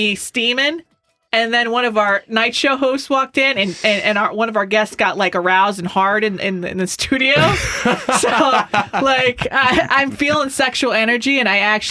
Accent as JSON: {"language": "English", "town": "Scranton", "region": "Pennsylvania", "country": "United States", "said": "I'm from Scranton, Pennsylvania."}